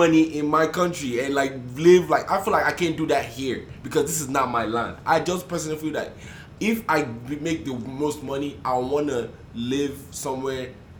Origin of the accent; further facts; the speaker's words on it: Nigeria; moved away; I'm from Nigeria